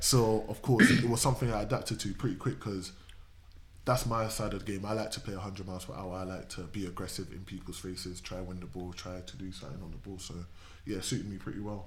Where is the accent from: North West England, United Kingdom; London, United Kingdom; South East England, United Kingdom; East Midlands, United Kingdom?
South East England, United Kingdom; Reading; growing up in Reading